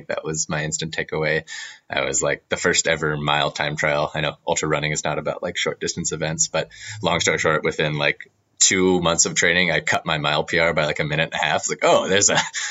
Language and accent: English; San Jose, California, United States; I'm from Santa Clara, San Jose